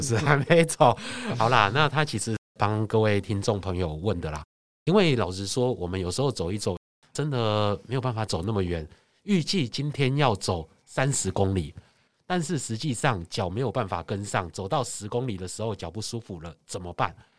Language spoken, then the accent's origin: Chinese; Taiwan; 所以其实语言不通，我觉得我们台湾人肢体语言厉害啊。